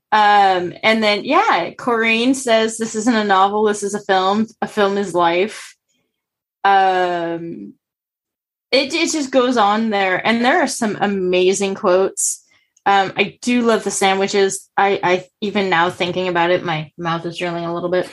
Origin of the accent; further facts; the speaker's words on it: United States; as an American